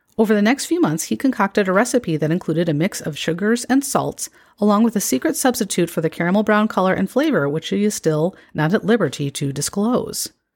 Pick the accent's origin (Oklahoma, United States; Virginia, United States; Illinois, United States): Illinois, United States; moved away; I have lived away from my home state of Illinois for a long time